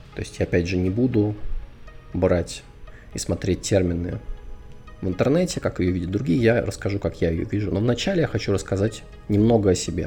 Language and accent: Russian; Moscow, Russia; moved away; Родился, вырос и жил основную часть своей сознательной жизни я в Москве. Да, то есть я москвич.